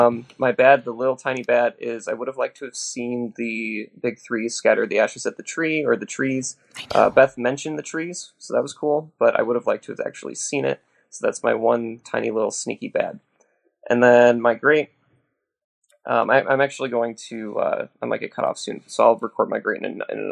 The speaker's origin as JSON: {"language": "English", "town": "Detroit", "region": "Michigan", "country": "United States", "moved": "yes", "lives_now": "Phoenix, United States", "said": "I'm calling in from Phoenix, but I'm originally from Detroit."}